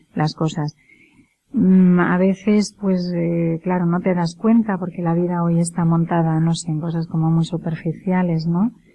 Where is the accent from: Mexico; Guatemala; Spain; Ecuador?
Spain; Castile; yo, como buena castellana